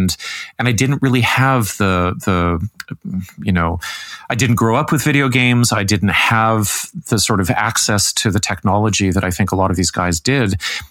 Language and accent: English; Canada; as a 50-year-old white guy in growing up in Canada, but then I moved all over